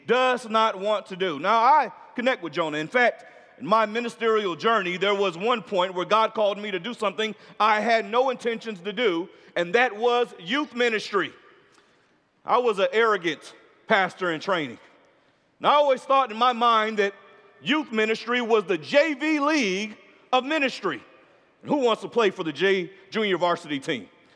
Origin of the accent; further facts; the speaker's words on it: Orlando, Florida, United States; I'm from Orlando